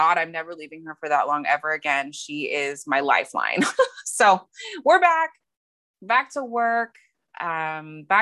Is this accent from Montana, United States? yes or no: yes; Montana, United States; born or raised there; moved away as an adult; now in San Diego, United States